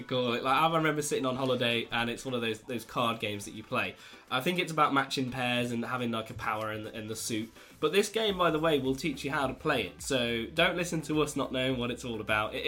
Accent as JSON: {"language": "English", "country": "United Kingdom", "said": "we're very British"}